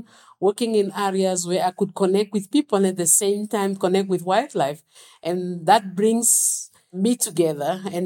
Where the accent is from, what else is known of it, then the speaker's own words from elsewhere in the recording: Windhoek, Khomas, Namibia; I was born in Windhoek